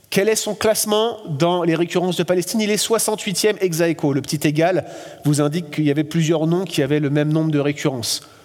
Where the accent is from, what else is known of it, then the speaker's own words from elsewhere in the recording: France; accent: French; now in Quebec, Canada; Je suis français, vous m'avez tout de suite reconnu grâce à mon accent